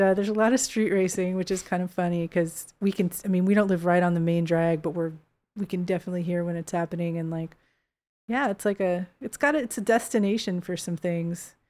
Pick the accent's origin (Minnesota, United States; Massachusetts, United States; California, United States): California, United States; Bay Area; moved away as an adult; also born or lived in San Francisco; now in Los Angeles, United States; I never lived there as a kid, but I lived south of there as a kid, like half hour